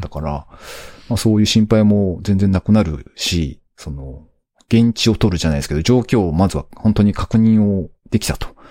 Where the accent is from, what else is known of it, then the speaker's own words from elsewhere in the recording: Aichi, Japan; moved away as an adult; もともとずっと生まれ育ったのが、あの、名古屋って言ってますけど、あの、名古屋の隣ぐらいにあるあの、ベッドタウン的な場所の